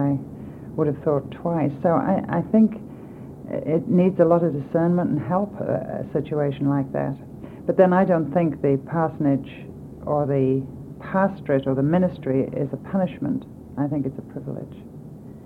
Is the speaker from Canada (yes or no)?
no; England, United Kingdom; moved away as an adult; now in United States; I was brought up in England, in Europe